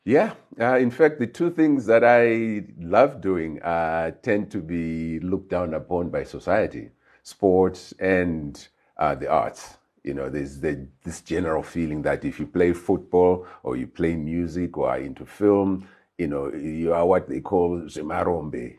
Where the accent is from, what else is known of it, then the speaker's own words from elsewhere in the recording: Harare, Zimbabwe; moved away as an adult; I was born in Highfield, grew up in Highfield